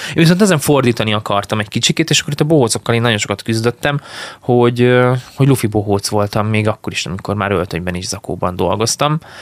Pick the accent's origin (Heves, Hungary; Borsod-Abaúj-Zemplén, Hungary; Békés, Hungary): Békés, Hungary; Szarvas; also born or lived in Szeged; szarvasan nőttem fel, onnan indultunk el így akkor a suliba